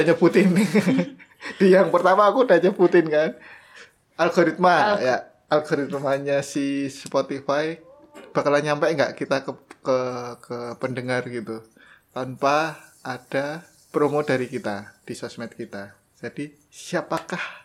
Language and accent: Indonesian; Java, Indonesia; kita berdua dari Jawa.